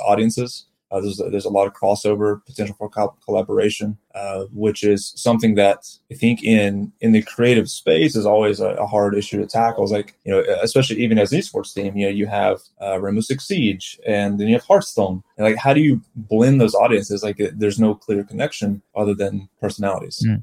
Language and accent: English; South Carolina, United States; also born or lived in San Francisco, California / Los Angeles, California; now in Edmonton, Canada; I'm from South Carolina originally, moved out to San Francisco, LA, California area for my career with gaming